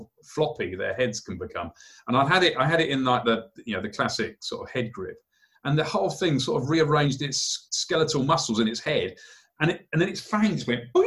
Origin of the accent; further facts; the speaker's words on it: United Kingdom; as a British kid, we're somewhat limited in the number of species of frogs we've got in the UK.